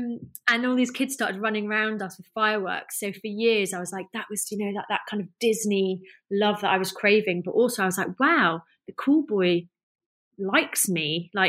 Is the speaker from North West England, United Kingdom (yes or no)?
yes; North West England, United Kingdom; I mean, I grew up in the Lake District, you know, like, well, that was where my school was.